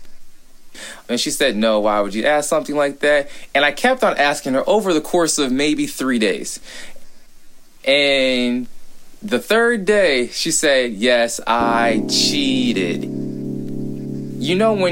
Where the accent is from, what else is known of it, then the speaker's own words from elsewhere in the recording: Fort Worth, Texas, United States; I'm a Texan from Fort Worth